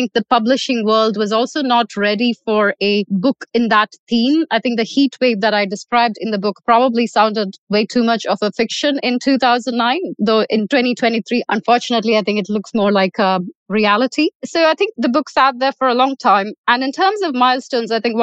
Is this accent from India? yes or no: yes; Kerala, India; now in Dubai, United Arab Emirates; I was born in Kerala, but since then I've lived in 9 different countries across 3 different continents